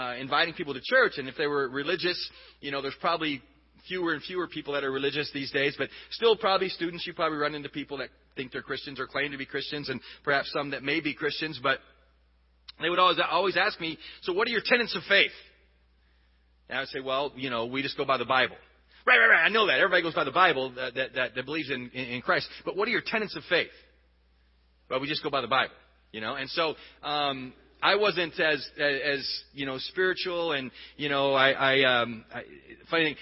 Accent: Texas, United States; moved away; also born or lived in Denver, Colorado; I did go to a lot of churches growing up in Texas and growing up in the South

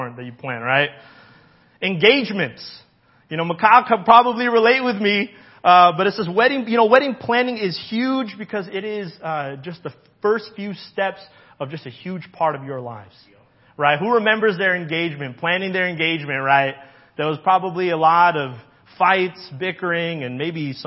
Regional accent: Hawaii, United States; I grew up in Hawaii

